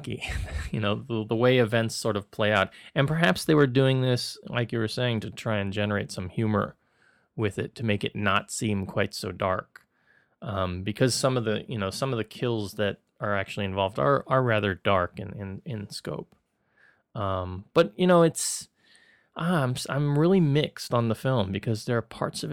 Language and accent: English; Florida, United States; growing up in Florida, where we would go to Disney every year